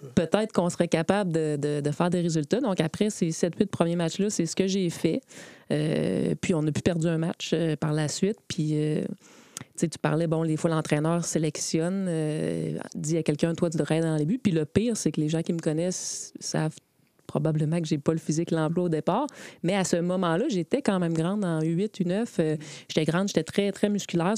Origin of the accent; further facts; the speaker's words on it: Quebec City, Quebec, Canada; je viens de Beauport, donc j'ai joué à Beauport. J'ai commencé à 8 ans.